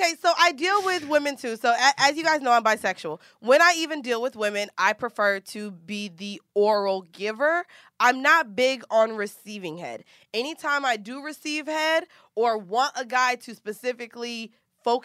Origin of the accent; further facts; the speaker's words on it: Orlando, Florida, United States; we don't say pillow like that in Orlando